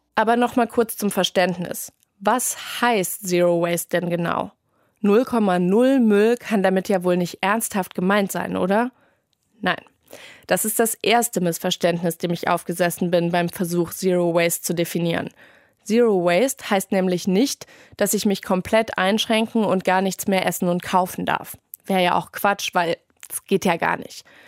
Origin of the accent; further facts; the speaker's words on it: Germany; wir in Deutschland